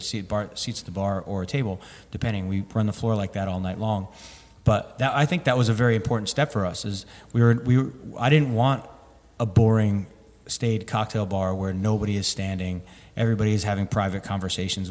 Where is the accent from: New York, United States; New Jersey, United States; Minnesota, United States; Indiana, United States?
New Jersey, United States; now in Denver, United States; growing up in New Jersey